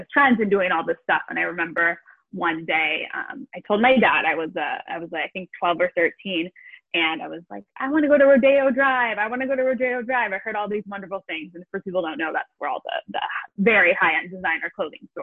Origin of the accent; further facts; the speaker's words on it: Los Angeles, California, United States; moved away as an adult; now in Amsterdam, Netherlands; I'm originally from Los Angeles, California